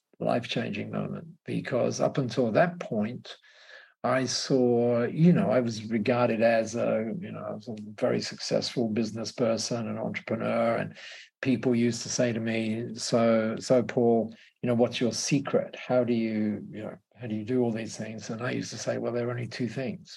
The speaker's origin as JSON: {"language": "English", "country": "Australia", "said": "I was regarded as an Aussie bloke"}